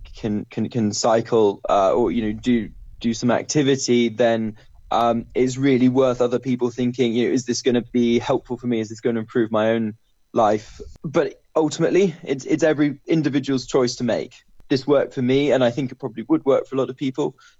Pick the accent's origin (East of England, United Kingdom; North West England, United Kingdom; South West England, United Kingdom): South West England, United Kingdom; Bristol; I'm from Bristol